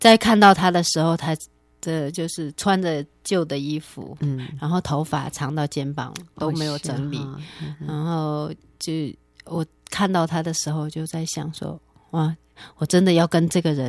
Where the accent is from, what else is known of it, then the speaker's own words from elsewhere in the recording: Manzhouli, Inner Mongolia, China; moved away as an adult; now in Taiwan; 出生在内蒙古满洲里市，八年前在、